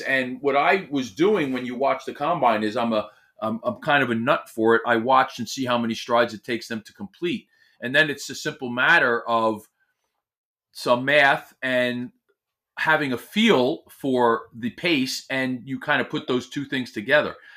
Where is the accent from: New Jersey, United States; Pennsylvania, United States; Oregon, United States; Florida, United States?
New Jersey, United States; Millburn; there's a famous deli in my hometown, and they make what we know here in this very small, it's, uh, section of New Jersey called a Sloppy Joe